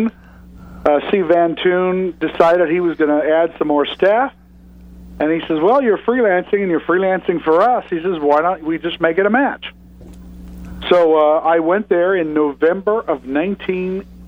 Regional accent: Southern California, United States; I am born and raised in Southern California

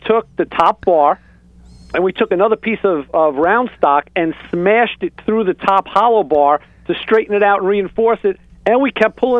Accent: Long Island, New York, United States; born or raised there

